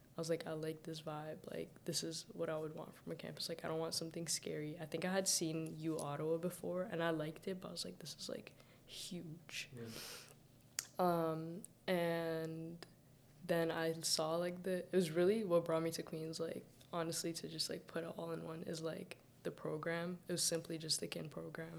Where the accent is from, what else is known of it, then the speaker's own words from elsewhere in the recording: Saudi Arabia; moved away; also born or lived in Mississauga; I was born and raised in Saudi Arabia but I don't like claim it. Like I'm fully Sudanese.